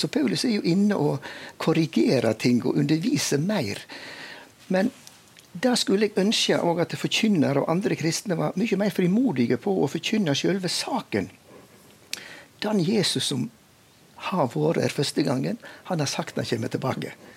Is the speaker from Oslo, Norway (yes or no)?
no; Veitastrand, Vestland, Norway; jeg vokste jo opp eh, i Veitastrand i Luster kommune i Indre Sogn